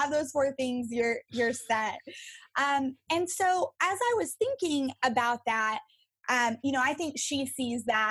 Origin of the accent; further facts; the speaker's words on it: West Texas, United States; I grew up in West Texas, out in the desert and the oil field